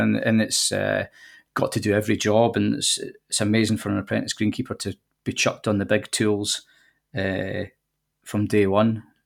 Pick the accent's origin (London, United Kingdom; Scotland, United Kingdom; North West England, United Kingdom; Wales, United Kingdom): Scotland, United Kingdom; Dumfries; accent: Scottish; moved away as an adult; also born or lived in Kent; now in Wirral, United Kingdom; I'm from Dumfries, uh, which is in the southwest of Scotland, just over the border, and I lived there until I was twenty-four